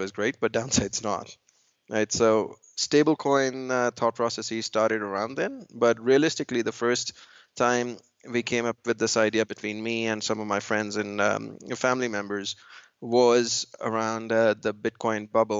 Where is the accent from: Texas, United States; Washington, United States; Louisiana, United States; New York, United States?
New York, United States; I'm from New York. And in New York and Manhattan